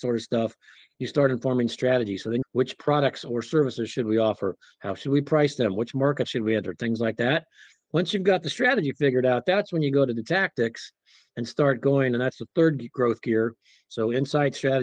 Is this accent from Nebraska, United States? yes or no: yes; Nebraska, United States; moved away as an adult; also born or lived in Wyoming / Oklahoma; I grew up in Nebraska